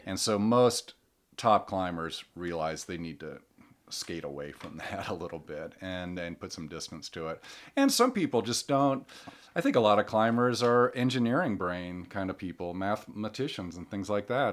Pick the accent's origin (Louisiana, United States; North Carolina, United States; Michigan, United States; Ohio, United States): Michigan, United States; born or raised there; moved away as an adult; also born or lived in Colorado